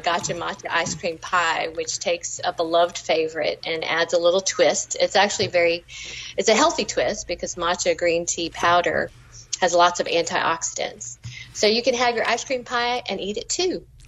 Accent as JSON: {"language": "English", "region": "Georgia", "country": "United States", "tie": "born or raised there", "also_born_or_lived": "New England", "said": "I grew up in Georgia as a native, and my parents are actually first"}